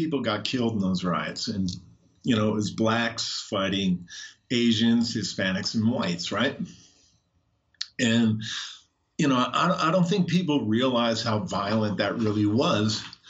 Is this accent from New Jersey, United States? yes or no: yes; Trenton, New Jersey, United States; Oh, I'm from New Jersey. Where? Trenton.